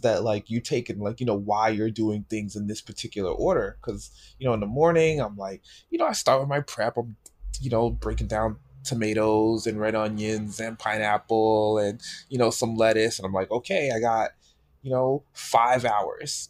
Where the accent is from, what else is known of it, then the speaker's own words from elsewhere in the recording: New York City, New York, United States; moved away as an adult; also born or lived in Pennsylvania; I grew up in New York